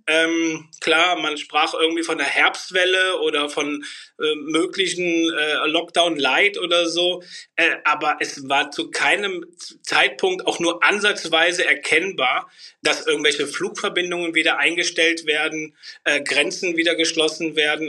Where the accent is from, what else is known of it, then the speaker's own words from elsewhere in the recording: Bornheim, Germany; komme aus Bornheim